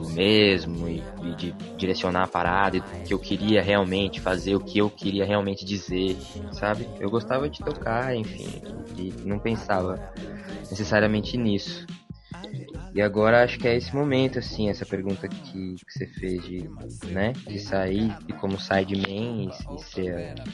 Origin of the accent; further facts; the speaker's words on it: Santo André, São Paulo, Brazil; Morei no ABC, nasci, né, em Santo André. E sou do ABC, assim, né vivi lá, infância, adolescência.